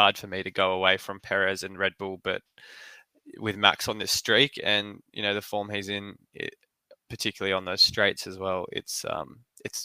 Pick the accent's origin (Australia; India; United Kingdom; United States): Australia; as an Aussie